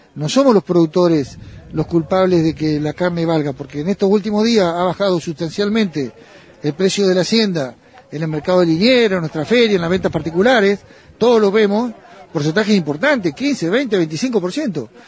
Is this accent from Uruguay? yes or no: no; El Triunfo, Buenos Aires Province, Argentina; Yo soy de un pequeño pueblo en el noroeste de la provincia de Buenos Aires, en el Triunfo, que somos 1.500 habitantes